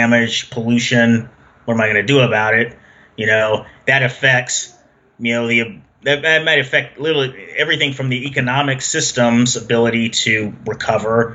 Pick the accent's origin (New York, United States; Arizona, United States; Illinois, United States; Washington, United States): Washington, United States; Seattle; moved away as an adult; I grew up in Seattle most of my life until I moved here in the late 2000s